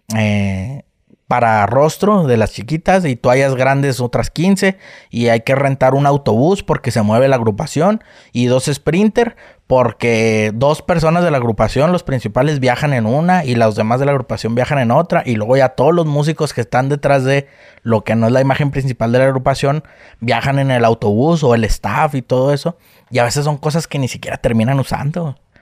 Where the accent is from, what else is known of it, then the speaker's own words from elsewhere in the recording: Delicias, Chihuahua, Mexico; soy de, Chihuahua, de Delicias. Este, radicamos por allá